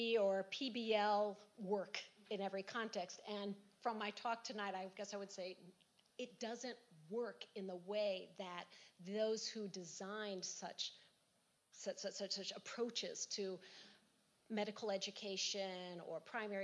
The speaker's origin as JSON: {"language": "English", "country": "United States", "said": "as an American"}